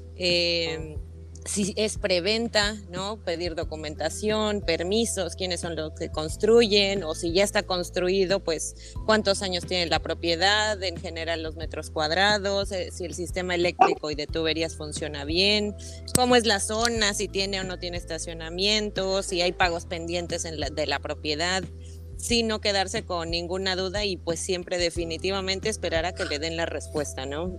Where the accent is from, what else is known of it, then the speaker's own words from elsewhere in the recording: State of Mexico, Mexico; moved away as an adult; now in Cozumel, Mexico; soy originaria del Estado de México